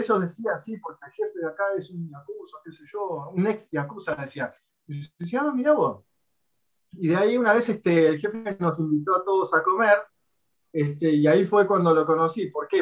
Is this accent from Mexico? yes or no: no; Argentina; now in Japan; yo que vengo de Latinoamérica, Argentina, yo estoy acostumbrado a, allá a escuchar tiroteos en la calle